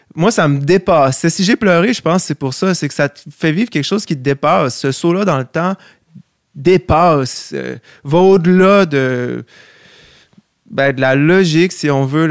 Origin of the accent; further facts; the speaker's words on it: Quebec City, Quebec, Canada; also born or lived in Charlevoix; je viens, de Québec, mais j'ai passé énormément de temps à Charlevoix euh, parce que ma grand-mère vient de là